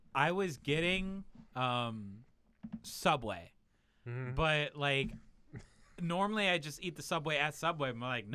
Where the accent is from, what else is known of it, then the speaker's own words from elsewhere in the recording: United States; because I'm an American and I don't have to.